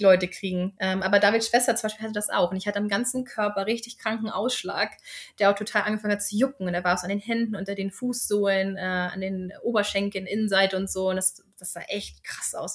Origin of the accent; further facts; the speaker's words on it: Germany; moved away as an adult; now in Sweden; wir sind ja gerne Deutsche